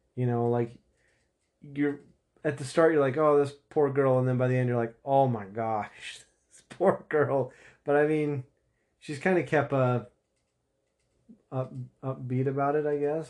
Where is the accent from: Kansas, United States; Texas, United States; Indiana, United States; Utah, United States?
Utah, United States; I'm from Utah